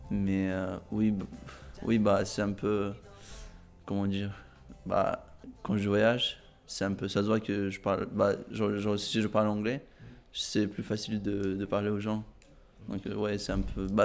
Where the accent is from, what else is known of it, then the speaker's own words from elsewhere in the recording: Azerbaijan; also born or lived in Russia / Ukraine / Turkey / Spain; now in France; je viens d'Azerbaïdjan